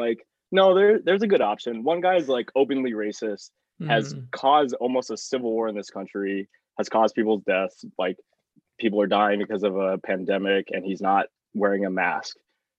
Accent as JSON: {"language": "English", "region": "Oklahoma", "country": "United States", "tie": "born or raised there", "said": "I mean, like we grew up in Oklahoma. Like a large part of my family voted for Trump."}